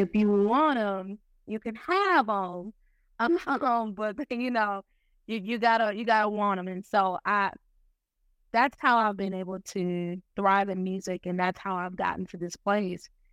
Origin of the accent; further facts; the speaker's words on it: Milwaukee, Wisconsin, United States; now in Norfolk, United States; I'm from Milwaukee, Wisconsin. I don't currently live in Milwaukee. Um, I actually reside in Norfolk, Virginia